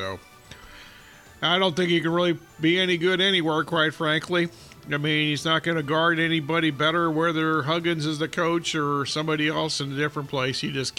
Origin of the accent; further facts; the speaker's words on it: Columbus, Ohio, United States; moved away; I grew up in Columbus listening to WLW a lot back in the day when the Reds were really good